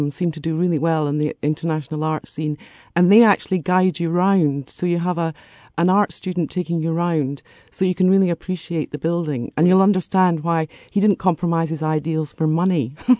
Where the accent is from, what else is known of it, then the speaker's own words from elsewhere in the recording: Scotland, United Kingdom; Well, actually, you can take a bus. It's much cheaper. I'm Scottish.